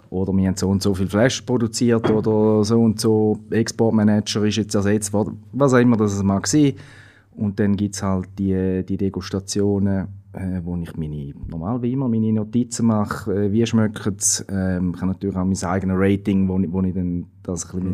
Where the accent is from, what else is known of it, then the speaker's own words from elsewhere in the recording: Switzerland; bei uns in der Schweiz